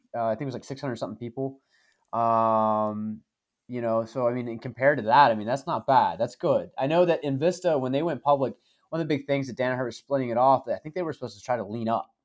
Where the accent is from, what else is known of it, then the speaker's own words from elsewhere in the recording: the South, United States; as a Southerner